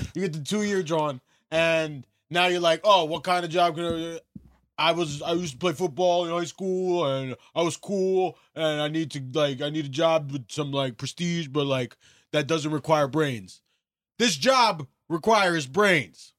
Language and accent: English; United States; I'm an American.